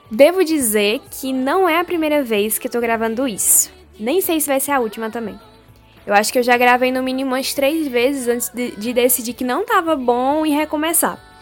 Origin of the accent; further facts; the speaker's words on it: Pernambuco, Brazil; accent: nordestino; now in Bahia, Brazil; sou de Pernambuco, sou nordestina, então você vai escutar muito do meu sotaque por aqui.